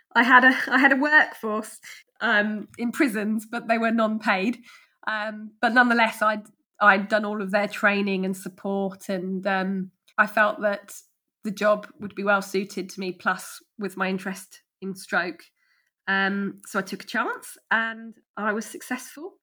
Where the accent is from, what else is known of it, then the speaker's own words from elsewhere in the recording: Ashford, South East England, United Kingdom; I grew up in Ashford, um, a street away from where I currently live